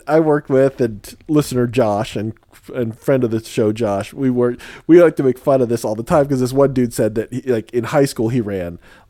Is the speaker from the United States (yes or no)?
no; Spain; born there; But I was born in Spain. I have an accent that I've affected.